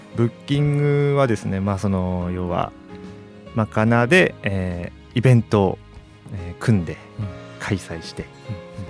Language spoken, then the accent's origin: Japanese; Iwate, Japan; moved away as an adult; also born or lived in Morioka; now in Sendai, Japan; 地元 岩手なんですけど、岩手の盛岡市で一人暮らししてて